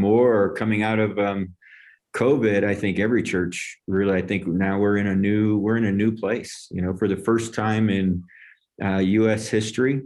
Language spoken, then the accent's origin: English; upstate New York, United States; now in Longmont, Colorado, United States; I'm from New York, upstate